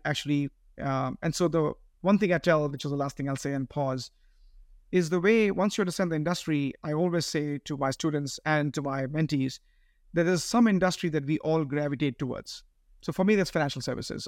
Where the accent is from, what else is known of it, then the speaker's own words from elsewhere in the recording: Bangalore, Karnataka, India; moved away as an adult; now in United States; I speak Carnatic, I grew up in Bangalore.